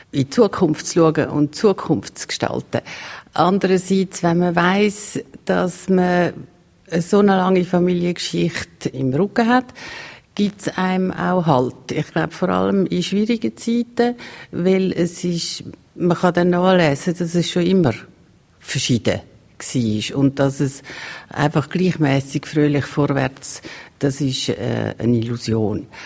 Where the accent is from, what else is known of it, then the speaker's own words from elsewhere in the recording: Maienfeld, Graubünden, Switzerland; Ich bin in Meienfeld aufgewachsen ich bin in Meierfeld in die Schule, aber äh, meine Mutter ist Stadtzürcherin.